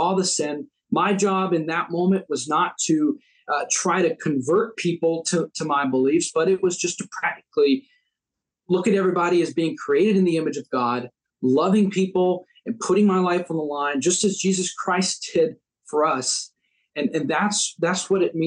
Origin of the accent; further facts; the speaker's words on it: United States; as Americans, we get to disagree, and yet we're still countrymen. We're still Americans